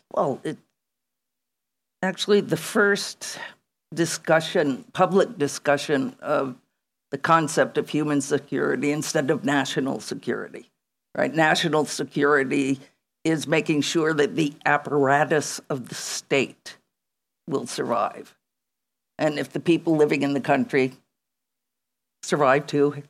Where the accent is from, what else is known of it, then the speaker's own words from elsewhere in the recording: United States; I come from the United States of America